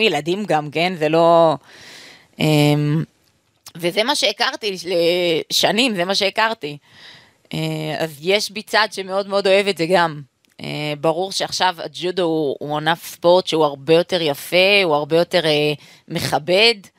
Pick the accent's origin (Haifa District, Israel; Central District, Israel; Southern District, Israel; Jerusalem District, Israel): Jerusalem District, Israel; Jerusalem; אני אוהבת את ירושלים כי בשבילי זה בית, שם גדלתי, שם חונכתי